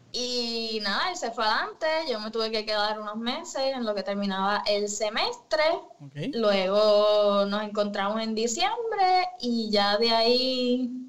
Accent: Ponce, Puerto Rico; also born or lived in Yauco / Caguas / Mayagüez; Mi familia es de Ponce, me crié en Ponce

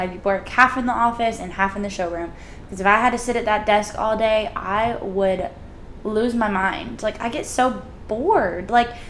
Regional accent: the South, United States; accent: thick Southern; moved away; I feel like I still have a very thick Southern accent.

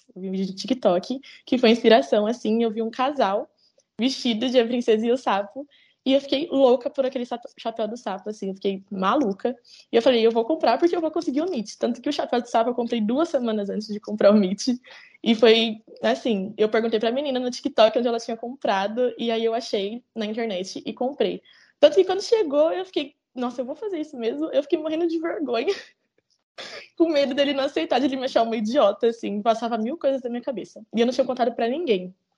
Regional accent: Campinas, São Paulo, Brazil; Eu sou do interior, né? Eu sou de Campinas.

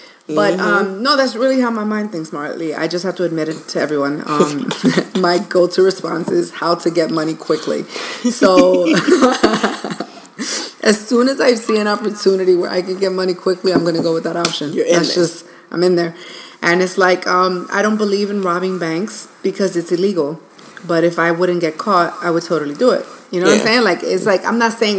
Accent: New York City, New York, United States; moved away; growing up in New York

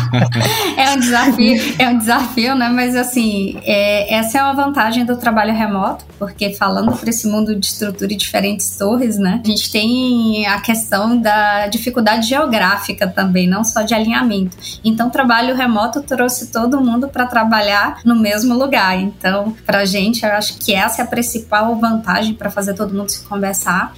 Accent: Bahia, Brazil; accent: Bahian; Eu sou baiana, acho que já dá para perceber pelo sotaque.

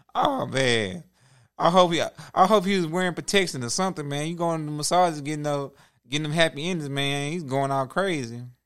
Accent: Houston, Texas, United States; We come from Houston.

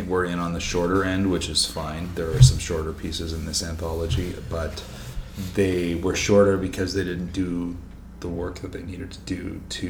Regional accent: Killarney, Manitoba, Canada; my experience growing up in Manitoba is in Killarney, which is like 2,300 people. And my family all grew up in towns much smaller than that.

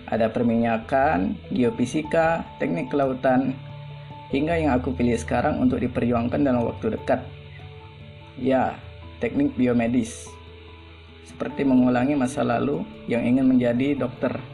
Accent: South Sumatra, Indonesia; Kalau aku sih gitu, lahir dan besar di Sumatera Selatan.

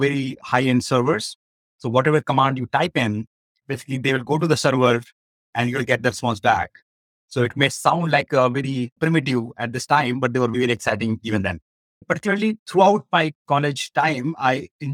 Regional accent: northern India, India; moved away; I come from India and I was born and brought up in northern part of India

